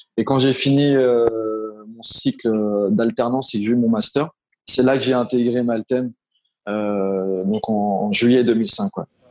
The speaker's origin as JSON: {"language": "French", "town": "Paris", "region": "Île-de-France", "country": "France", "tie": "born or raised there", "moved": "as an adult", "lives_now": "Morocco", "said": "j'ai grandi à Paris, en région parisienne"}